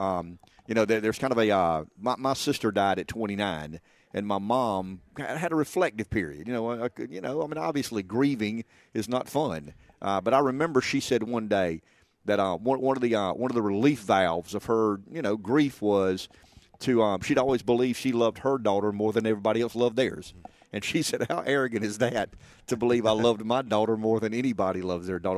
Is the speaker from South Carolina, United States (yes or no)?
yes; Florence, South Carolina, United States; I was born in the McLeod Infirmary.